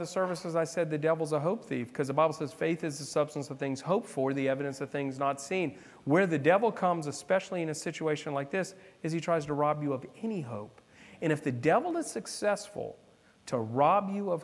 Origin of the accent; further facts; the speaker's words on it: South Florida, United States; I'm from South Florida. I was in West Palm.